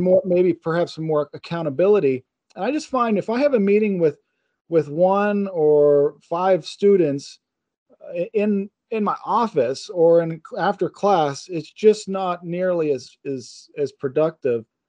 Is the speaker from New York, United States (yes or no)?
no; Pittsburgh, Pennsylvania, United States; I'm from Pittsburgh